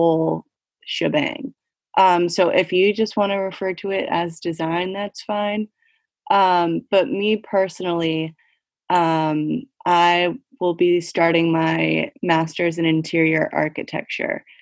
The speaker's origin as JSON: {"language": "English", "town": "Annapolis", "region": "Maryland", "country": "United States", "tie": "born or raised there", "moved": "as an adult", "said": "I have recently returned to my childhood home in Annapolis, Maryland"}